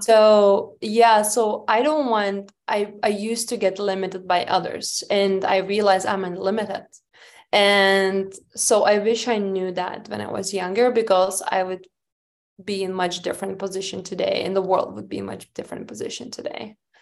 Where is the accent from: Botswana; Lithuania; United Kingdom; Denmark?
Lithuania; moved away; I was oldest child and I grew up in Lithuania.